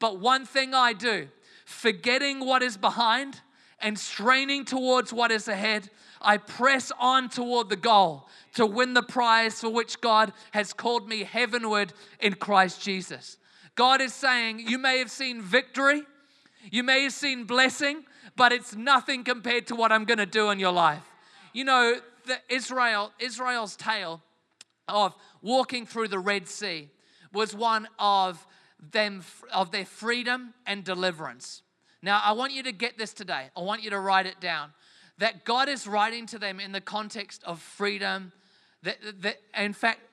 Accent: England, United Kingdom; moved away; I am from England originally

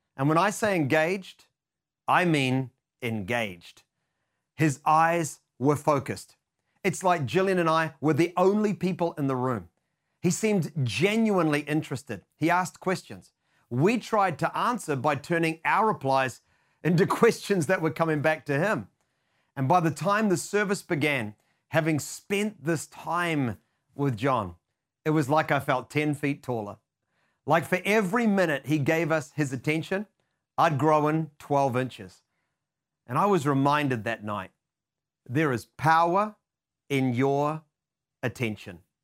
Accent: New Zealand; being a Kiwi, known for our tendency towards being hesitant and reserved

